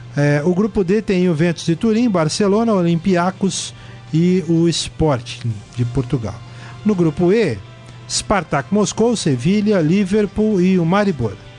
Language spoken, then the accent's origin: Portuguese; Brazil; a gente, como brasileiro